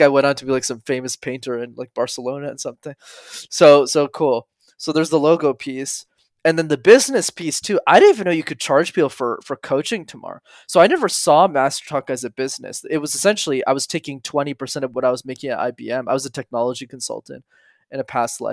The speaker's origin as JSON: {"language": "English", "town": "Montreal", "region": "Quebec", "country": "Canada", "tie": "born or raised there", "said": "I grew up in Montreal"}